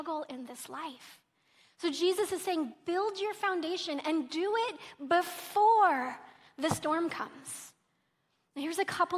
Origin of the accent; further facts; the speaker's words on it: Oklahoma, United States; I'm from Oklahoma